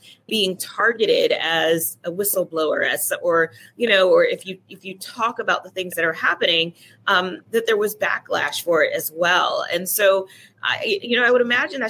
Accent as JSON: {"language": "English", "region": "California", "country": "United States", "said": "I'm from California."}